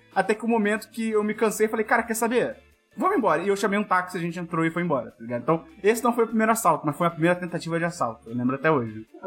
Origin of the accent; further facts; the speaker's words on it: Rio de Janeiro, Brazil; nós dois é, nascemos, fomos criados aqui no Rio de Janeiro